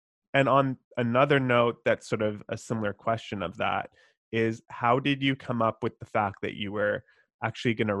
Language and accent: English; Vancouver, British Columbia, Canada; My family immigrated here when I was 2 years old, so slightly different experience than you, but I grew up here my whole life.